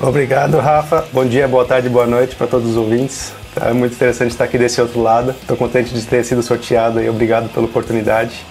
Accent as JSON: {"language": "Portuguese", "region": "São Paulo", "country": "Brazil", "moved": "as an adult", "lives_now": "Lisbon, Portugal", "said": "eu sou brasileiro, sou de São Paulo, mas eu vivo atualmente em Portugal já"}